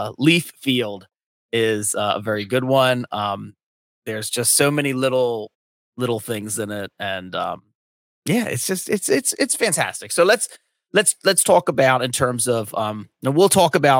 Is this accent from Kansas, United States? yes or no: no; Delco, just south of Philadelphia, Pennsylvania, United States; also born or lived in North Wilmington, Delaware; now in Wilmington, United States; I'm in North Wilmington in Delaware. I grew up in Delco, just south of Philadelphia